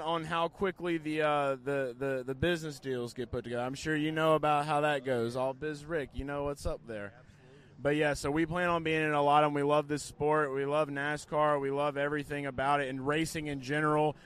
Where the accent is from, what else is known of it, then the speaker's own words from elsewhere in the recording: New Orleans, Louisiana, United States; I'm from the New Orleans area